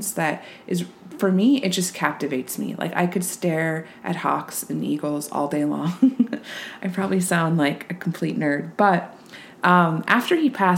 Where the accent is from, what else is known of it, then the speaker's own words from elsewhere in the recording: Reno, Nevada, United States; where I grew up in Reno, Nevada